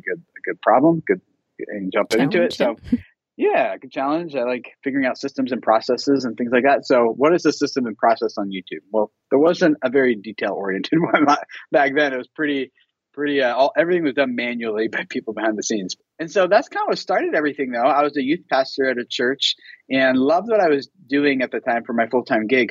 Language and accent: English; Philadelphia, Pennsylvania, United States; moved away as an adult; also born or lived in Dallas, Texas; I grew up in Philadelphia, Pennsylvania area, and where all my family and friends were